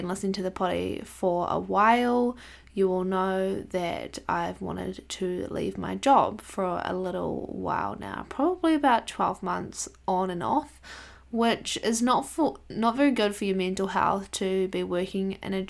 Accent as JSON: {"language": "English", "town": "Palmerston North", "region": "Manawatū-Whanganui", "country": "New Zealand", "tie": "born or raised there", "said": "So the National Support Office is in my hometown, Palmerston North, which is close to where we live."}